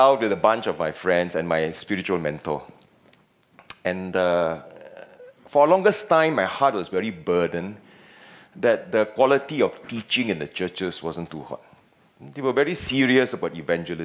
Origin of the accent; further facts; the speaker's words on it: Penang, Malaysia; accent: Penang slang; moved away as an adult; also born or lived in Singapore; I'm from Penang, and a bit of Penang slang may come up once in a while